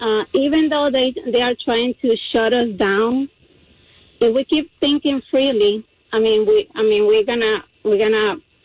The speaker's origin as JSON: {"language": "English", "country": "Cuba", "second_language": "English", "moved": "yes", "lives_now": "Oklahoma, United States", "said": "I'm sorry about my accent. I'm from Cuba."}